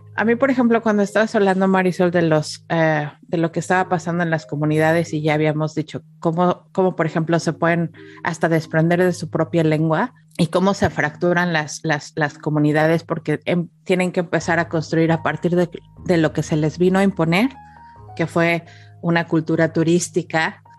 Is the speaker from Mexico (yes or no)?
yes; Mexico; now in Canada; los mexicanos, nuestro siguiente layer. Somos latinos